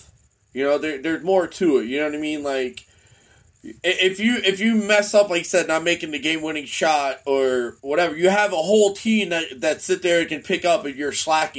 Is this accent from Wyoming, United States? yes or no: no; Tampa, Florida, United States; now in Maine, United States; I live in Maine, but I'm still a hometown follower of my Tampa Bay Buccaneers.